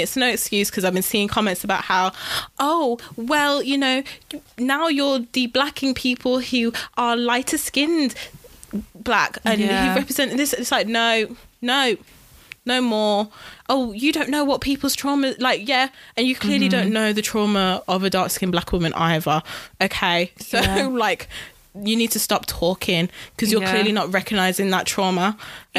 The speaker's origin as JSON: {"language": "English", "country": "United Kingdom", "said": "I am British, guys."}